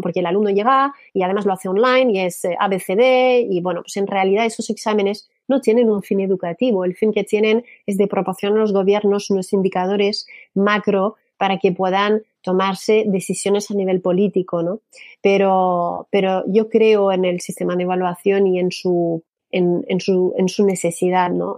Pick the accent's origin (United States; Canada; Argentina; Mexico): Canada; Spanish is a second language; moved away as an adult; now in Spain; yo que soy canadiense